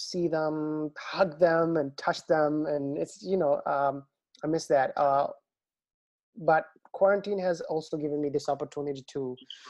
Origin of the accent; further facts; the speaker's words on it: Bangladesh; moved away; growing up in Bangladesh, our teachers used to put an enormous amount of effort into making sure that the kids have good handwriting.